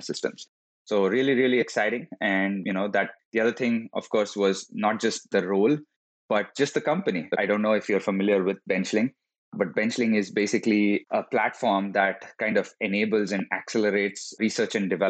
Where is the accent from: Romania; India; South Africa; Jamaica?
India; moved away as an adult; also born or lived in Florida; now in San Francisco, United States; I am originally from India. I studied there, worked for a couple of years before coming to the US